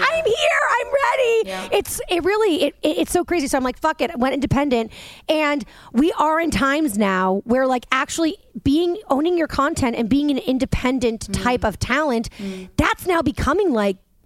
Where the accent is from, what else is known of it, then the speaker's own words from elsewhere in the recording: Boston, Massachusetts, United States; now in Jersey City, United States; I'm a Boston girl